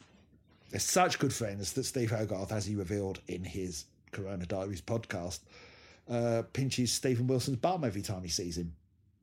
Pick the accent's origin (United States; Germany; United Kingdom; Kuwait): United Kingdom; Hemel Hempstead, East of England; literally only a few miles from where I was growing up in Hemel Hempstead.